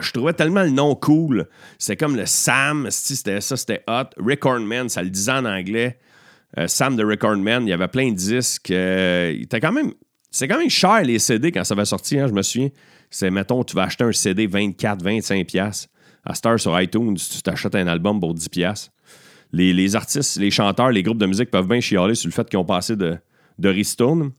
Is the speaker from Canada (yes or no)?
yes; Beauharnois, Quebec, Canada; also born or lived in Châteauguay; mon village natal, à Beauharnois